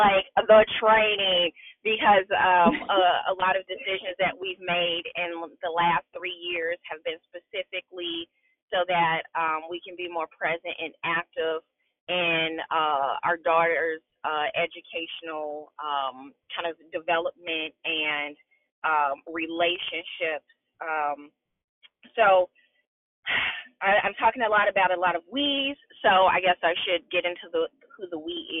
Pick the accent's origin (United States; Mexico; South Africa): United States; Chicago, Illinois; moved away as an adult; now in West Central Indiana, United States; I was born and raised in Chicago